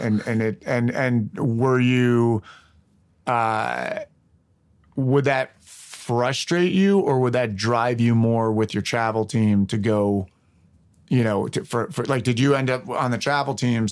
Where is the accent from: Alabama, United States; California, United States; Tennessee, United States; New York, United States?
New York, United States; Westchester County; now in Los Angeles, United States; I grew up in Westchester County